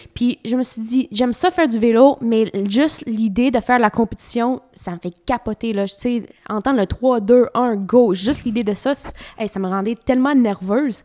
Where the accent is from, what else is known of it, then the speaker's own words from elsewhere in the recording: Ontario, Canada; moved away as an adult; also born or lived in Trois-Rivières, Quebec; j'étais assez nouvelle au Québec parce que j'ai grandi en Ontario